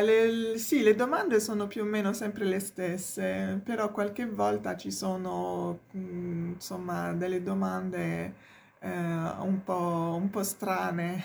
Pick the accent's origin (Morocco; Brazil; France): France; Provence-Alpes-Côte d'Azur; Italian is a second language; moved away as an adult; also born or lived in Paris; now in Rome, Italy; in Francia io sono della Provenza del Sud